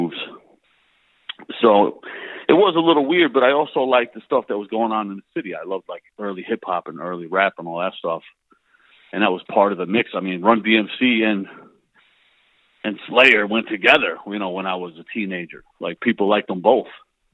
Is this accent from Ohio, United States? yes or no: no; Pennsylvania, United States; also born or lived in New Jersey; I was born in Jersey. Spent like my early like little kid years there. Then moved to Pennsylvania, like an hour away. But all the family was still back in Jersey. So between Pennsylvania and New Jersey, you know, for the rest of my years